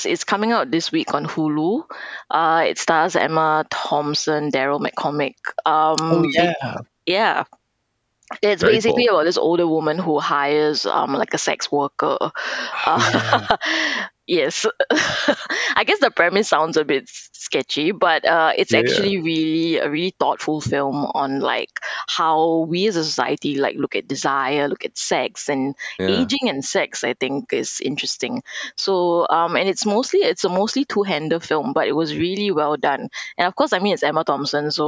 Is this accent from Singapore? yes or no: yes; Singapore; I'm from Singapore